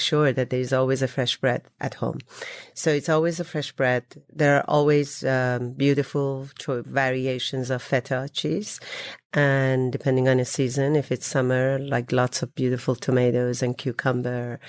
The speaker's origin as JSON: {"language": "English", "region": "Isfahan", "country": "Iran", "moved": "yes", "said": "I'm from Isfahan"}